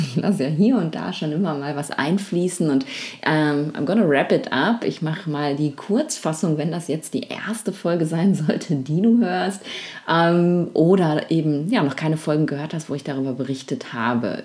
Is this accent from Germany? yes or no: yes; Germany; also zumindest in Deutschland, da wo ich eben aufgewachsen, wo ich groß geworden bin